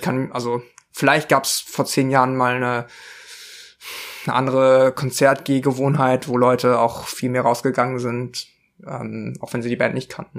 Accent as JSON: {"language": "German", "region": "southern Bavaria", "country": "Germany", "tie": "born or raised there", "said": "ich bin in Südbayern aufgewachsen"}